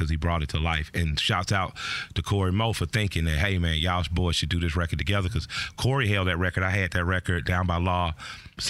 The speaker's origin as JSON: {"language": "English", "town": "Atlanta", "region": "Georgia", "country": "United States", "said": "I'm from the West Side"}